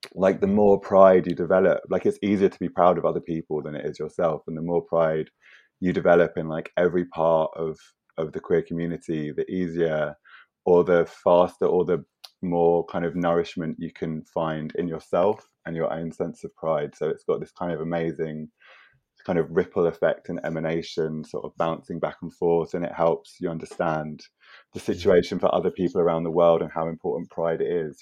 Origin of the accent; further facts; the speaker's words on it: London, United Kingdom; moved away as an adult; now in Margate, United Kingdom; I grew up in London